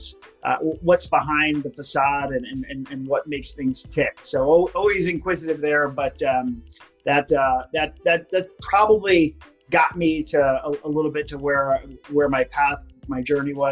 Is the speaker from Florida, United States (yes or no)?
yes; Hollywood, Florida, United States; Originally from Hollywood, Florida.